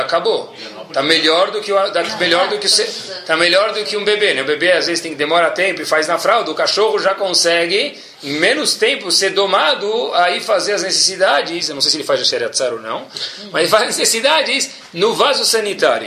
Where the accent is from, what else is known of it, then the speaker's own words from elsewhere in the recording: Brazil; moved away; saí do Brasil